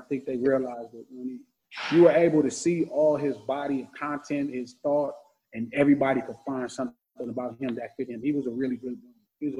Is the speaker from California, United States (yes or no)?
yes; Compton, California, United States; also born or lived in Watts, Los Angeles; if you're in the center of Compton where I grew up